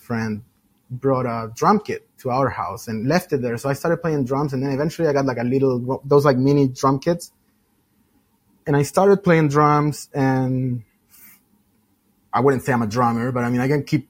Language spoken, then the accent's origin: English; Chile; moved away; Originally, I'm from Chile, South America, for those that don't know.